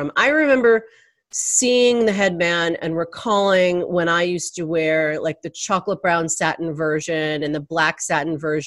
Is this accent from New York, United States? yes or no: yes; New York, United States; as a little girl, I remember growing up in Manhattan